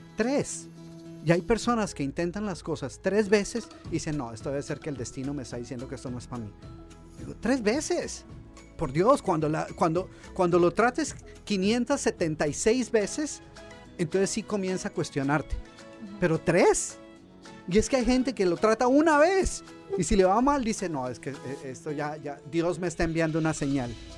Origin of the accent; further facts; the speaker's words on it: Colombia; moved away as an adult; now in United States; yo soy originalmente de Colombia